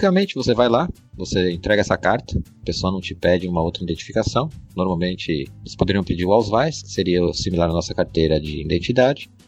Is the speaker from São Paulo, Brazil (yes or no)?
yes; São Paulo, Brazil; now in Germany; Eu vim de São Paulo e aqui a maioria das pessoas são oriundas do Nordeste